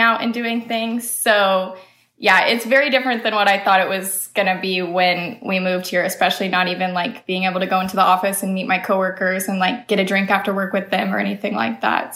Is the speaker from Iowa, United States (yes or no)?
yes; Iowa, United States; now in Missouri, United States; I'm originally from Iowa